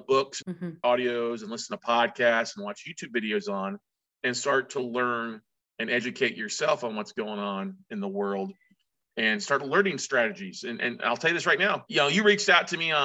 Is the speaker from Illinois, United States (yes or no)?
no; Ingleside, Texas, United States; I grew up in South Texas, down a little small town called Ingleside, Texas, down near Corpus Christi